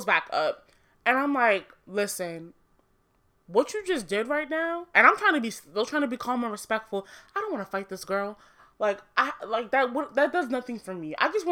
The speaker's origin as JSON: {"language": "English", "country": "Nigeria", "said": "I'm Nigerian. Proud of it. My mom is also Nigerian"}